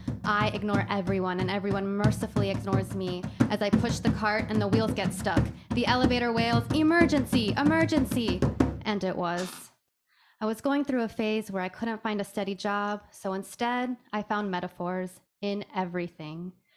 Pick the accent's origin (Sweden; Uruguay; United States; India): United States; Michigan; also born or lived in Iran; My hometown in Michigan, the many in Iran, or maybe the most recent one I'd found in...